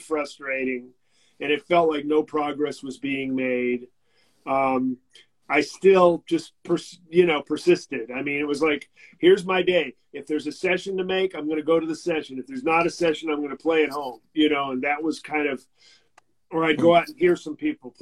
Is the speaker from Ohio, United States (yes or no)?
no; San Francisco, California, United States; I grew up in San Francisco